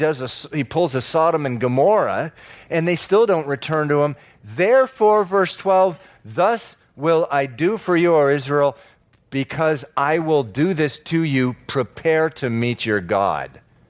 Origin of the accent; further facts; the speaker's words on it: Venezuela; moved away; also born or lived in Massachusetts, United States; You know, I was born in Massachusetts, moved down to Venezuela when I was 9, and it was awfully strange.